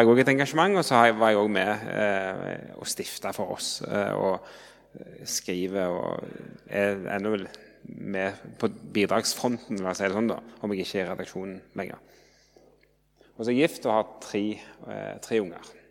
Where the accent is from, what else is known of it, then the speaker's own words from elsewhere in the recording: Jørpeland, Rogaland, Norway; moved away as an adult; now in Oslo, Norway; jeg kommer fra Rogaland, Jørpeland, men har bodd i Oslo i 16 år